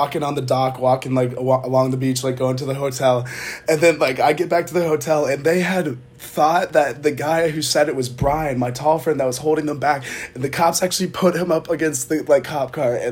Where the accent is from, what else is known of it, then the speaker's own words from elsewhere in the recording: Charlotte, North Carolina, United States; I'm from Charlotte.